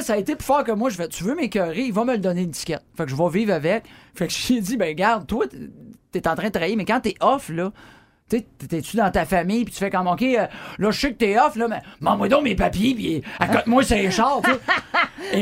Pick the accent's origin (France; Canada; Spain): Canada; Drummondville, Quebec; je viens de Drummondville, puis je suis à Québec